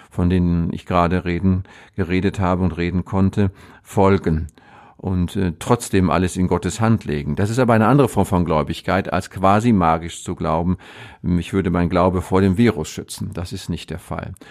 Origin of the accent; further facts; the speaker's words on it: North Rhine-Westphalia, Germany; Das ist ein, ein Grenzgebiet gemogelt, zwischen ja. dem Münsterland und dem Ruhrgebiet und ich selber bin genau auf der Grenze. Ich komme von einem Bauernhof groß geworden.